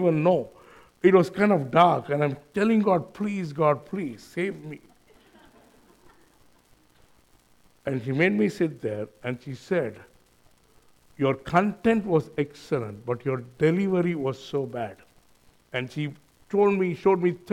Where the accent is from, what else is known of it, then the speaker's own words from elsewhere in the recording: India; accent: Indian; moved away as an adult; now in New Zealand; my accent is Indian